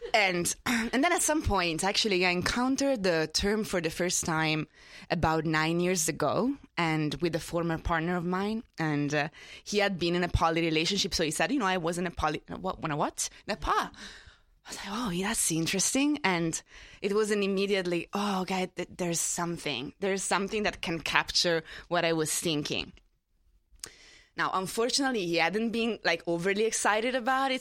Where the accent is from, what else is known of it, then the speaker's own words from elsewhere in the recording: Italy; moved away as an adult; now in New York, United States; I grew up in Italy. I only moved here twelve years ago